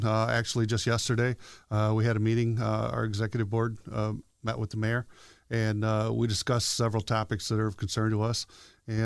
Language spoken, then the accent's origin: English; Kokomo, Indiana, United States; born there; now in South Bend, United States; No, sir. I was born outside of Kokomo.